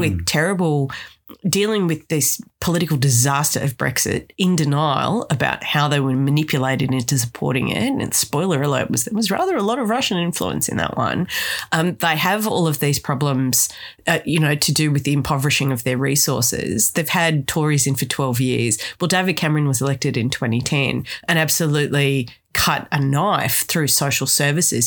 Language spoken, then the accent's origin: English; Australia